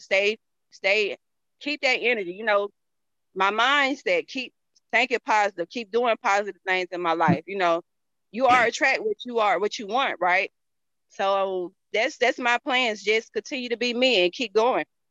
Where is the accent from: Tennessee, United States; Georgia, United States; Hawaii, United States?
Georgia, United States; accent: country; I'm from the South. I'm from Georgia